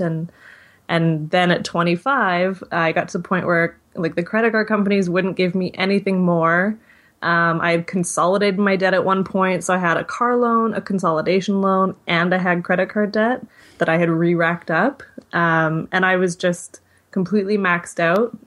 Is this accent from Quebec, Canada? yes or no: no; Victoria, British Columbia, Canada; also born or lived in Vancouver; moved back to my hometown, which is Victoria, B C